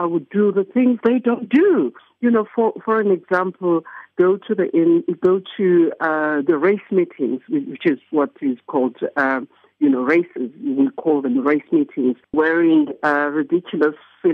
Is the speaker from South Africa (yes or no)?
yes; Eastern Cape, South Africa; being South African myself